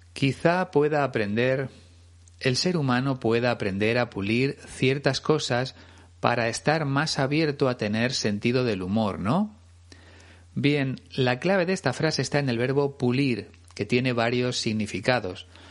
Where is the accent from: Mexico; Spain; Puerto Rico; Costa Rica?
Spain; como decimos aquí en España